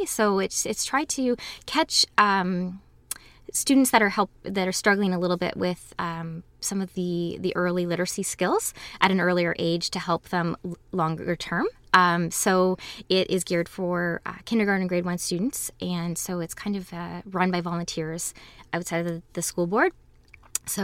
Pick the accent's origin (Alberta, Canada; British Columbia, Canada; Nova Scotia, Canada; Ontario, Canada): Ontario, Canada; Waterloo; Growing up in Waterloo was wonderful. All of my memories of as a child were wonderful and getting involved in the community. I've lived here my whole life, went to school here, was raised here